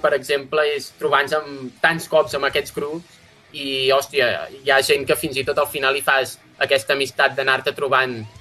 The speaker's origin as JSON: {"language": "Catalan", "area": "Osona", "region": "Catalonia", "country": "Spain", "said": "som tots d'Osona, majoritàriament"}